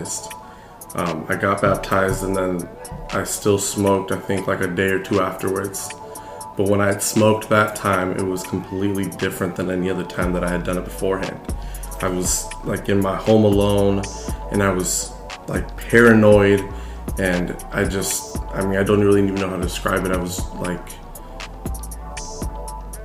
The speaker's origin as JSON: {"language": "English", "town": "Champaign", "region": "Illinois", "country": "United States", "tie": "born or raised there", "said": "I grew up in Champaign, Illinois for my whole life."}